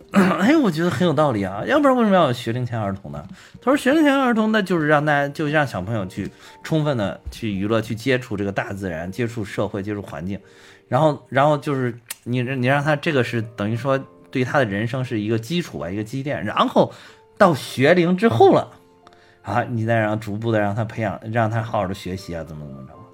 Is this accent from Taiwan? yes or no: no; China; 我们就是中国人，我们就是中国的文化